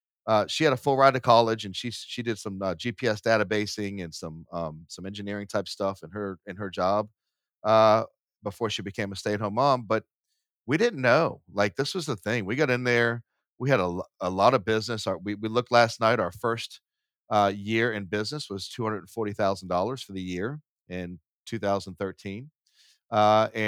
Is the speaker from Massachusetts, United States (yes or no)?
yes; Boston, Massachusetts, United States; I was born in Boston. So Southie was a Irish community. It was pretty poor at the time. It's not anymore. But, you know, we grew up and we moved a lot.